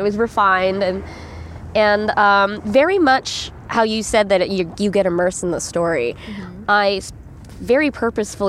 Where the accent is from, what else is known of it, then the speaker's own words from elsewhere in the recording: Northern California, United States; as a Filipino American child in Northern California